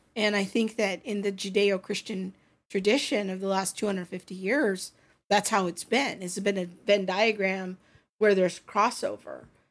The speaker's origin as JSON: {"language": "English", "country": "United States"}